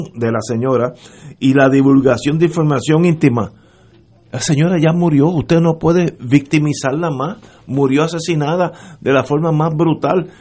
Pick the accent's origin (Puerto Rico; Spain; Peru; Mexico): Puerto Rico; Los puertorriqueños tenemos